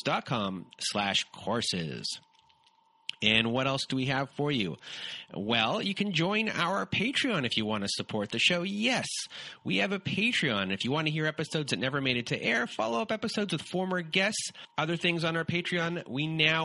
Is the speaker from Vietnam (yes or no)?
no; Canada